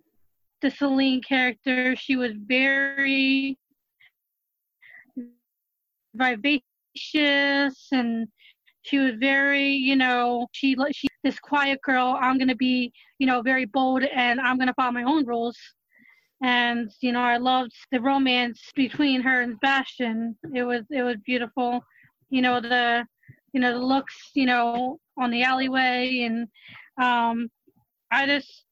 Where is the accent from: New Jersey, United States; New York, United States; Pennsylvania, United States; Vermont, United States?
New Jersey, United States; I'm from New Jersey.